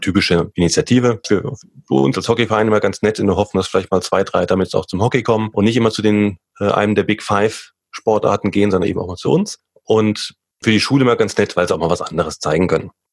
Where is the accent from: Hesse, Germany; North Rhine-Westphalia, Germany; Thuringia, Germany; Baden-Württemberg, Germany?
Hesse, Germany; Limburg an der Lahn; now in Munich, Germany; Ich komme ja ursprünglich aus Limburg, Limburg an der Lahn